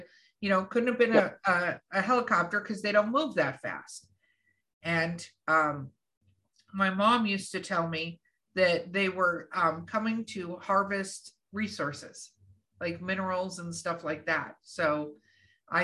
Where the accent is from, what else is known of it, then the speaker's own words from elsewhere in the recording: Los Angeles, California, United States; moved away; also born or lived in New Mexico; I grew up in Hollywood, California